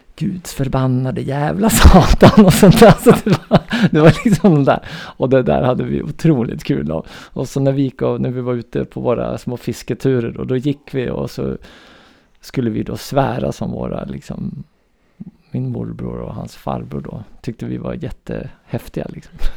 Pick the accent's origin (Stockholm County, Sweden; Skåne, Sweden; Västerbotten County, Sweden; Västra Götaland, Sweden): Västerbotten County, Sweden; Umeå; jag är då uppväxt i Umeå